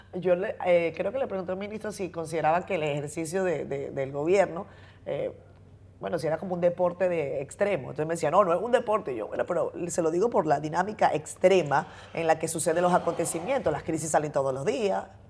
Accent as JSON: {"language": "Spanish", "country": "Venezuela", "moved": "yes", "lives_now": "Dominican Republic", "said": "yo soy venezolana, pero tengo muchos años viviendo en este país"}